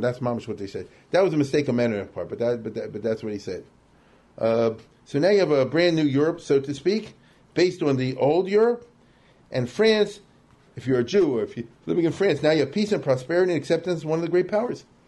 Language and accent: English; Baltimore, Maryland, United States; I grew up in Forest Park